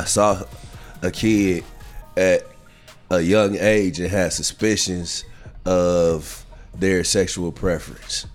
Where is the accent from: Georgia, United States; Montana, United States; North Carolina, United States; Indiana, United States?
Indiana, United States; Indianapolis; we are from Indianapolis, Indiana